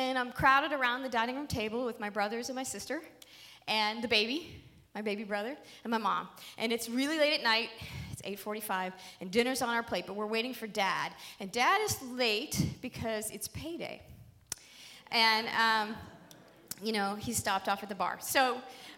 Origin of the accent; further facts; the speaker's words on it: Pittsburgh, Pennsylvania, United States; we're Irish. We're like Pittsburgh Irish